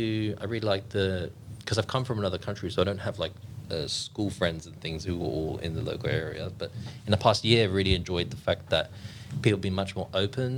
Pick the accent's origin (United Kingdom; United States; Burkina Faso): United Kingdom; England; now in Sydney, Australia; Like, I'm from England.